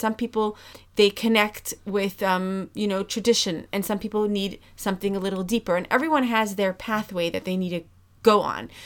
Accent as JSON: {"language": "English", "region": "New York", "country": "United States", "tie": "born or raised there", "moved": "as an adult", "lives_now": "Amsterdam, Netherlands", "said": "I'm coming from New York where I grew up in a, in a house probably three times the size of this house"}